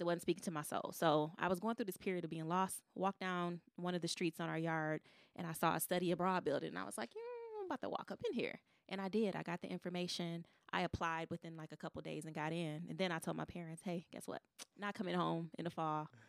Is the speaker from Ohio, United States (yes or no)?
no; Detroit, Michigan, United States; I'm a girl from Detroit, a black girl from Detroit